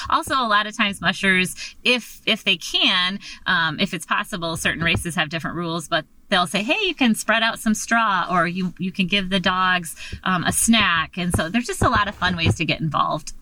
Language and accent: English; Michigan, United States; moved away as an adult; now in Alaska, United States; I was raised, born and raised in Michigan, and I came up to go to graduate school up here at Alaska Pacific